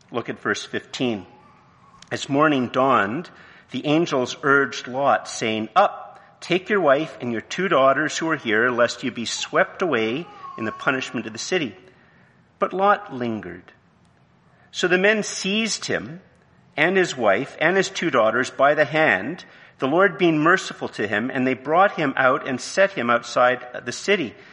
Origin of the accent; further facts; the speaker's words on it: Canada; I'm married, you know, I have a degree, I'm Canadian, you know